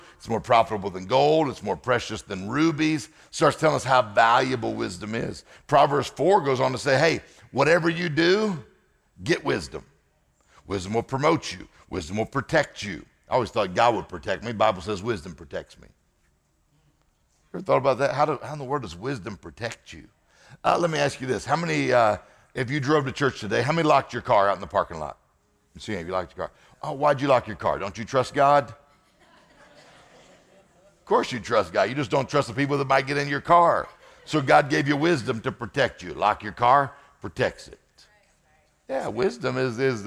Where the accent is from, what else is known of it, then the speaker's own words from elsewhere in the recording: Mississippi, United States; I'm from Mississippi.